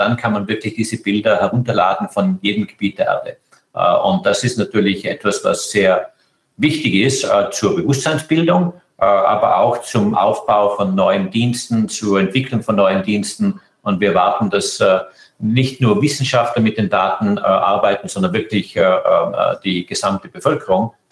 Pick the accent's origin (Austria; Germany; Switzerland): Austria; Österreich ist meine Heimat, mein Herz, meine Seele.